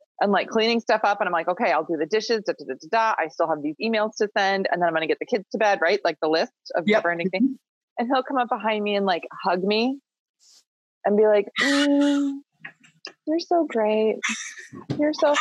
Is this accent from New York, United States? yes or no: no; Minnesota, United States; also born or lived in Northern Michigan; I grew up in Minnesota. I actually grew up on a small goat farm